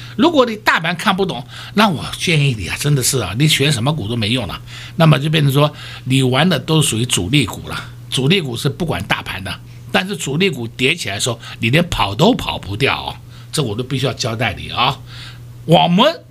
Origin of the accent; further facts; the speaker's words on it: Taiwan; 我们台湾人民